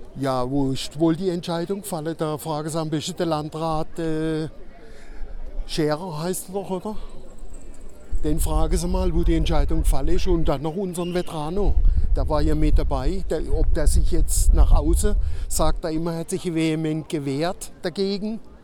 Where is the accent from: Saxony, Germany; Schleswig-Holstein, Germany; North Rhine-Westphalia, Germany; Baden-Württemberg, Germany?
Baden-Württemberg, Germany; Kehl; bin Bürger der Stadt Kehl, bin geboren auch in Kehl